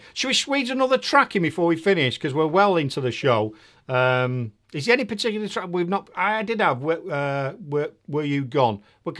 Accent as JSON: {"language": "English", "town": "Manchester", "region": "North West England", "country": "United Kingdom", "also_born_or_lived": "Holland / Doncaster / Preston", "accent": "Northern", "moved": "yes", "lives_now": "Nuneaton, United Kingdom", "said": "No, I'm from Manchester originally."}